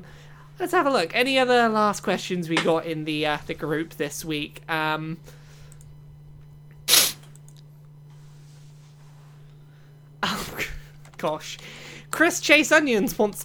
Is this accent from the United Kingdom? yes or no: yes; England, United Kingdom